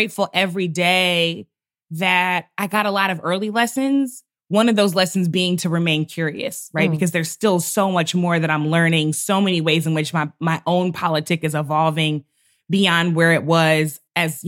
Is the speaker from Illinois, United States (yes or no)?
no; St. Louis, Missouri, United States; My father was a pastor of a large historic Black church in St. Louis, my hometown